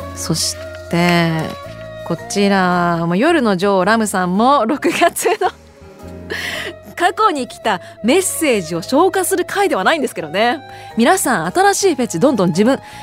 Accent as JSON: {"language": "Japanese", "town": "Sapporo", "region": "Hokkaido", "country": "Japan", "tie": "born or raised there", "said": "私も札幌出身です"}